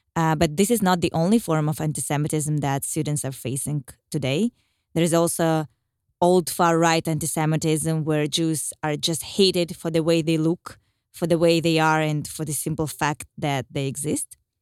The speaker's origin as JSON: {"language": "English", "region": "Moscow", "country": "Russia", "tie": "born or raised there", "said": "I was born and raised in Moscow and attended university there"}